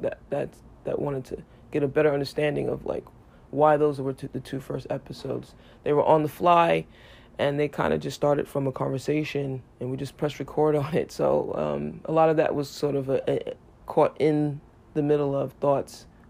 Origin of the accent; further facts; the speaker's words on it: New York City, New York, United States; I grew up in New York City